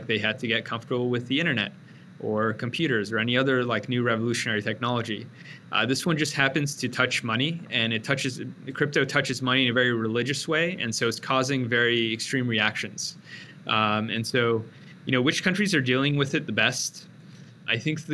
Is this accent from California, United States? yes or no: yes; Bay Area, California, United States; moved away as an adult; now in Austin, United States; growing up in the Bay Area